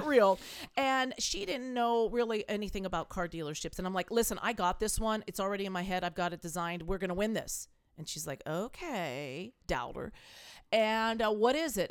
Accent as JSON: {"language": "English", "region": "California", "country": "United States", "also_born_or_lived": "East Coast, United States / Salt Lake City, Utah / Park City, Utah", "moved": "as an adult", "lives_now": "Iowa, United States", "said": "I was a California girl. I, I was born in the East Coast."}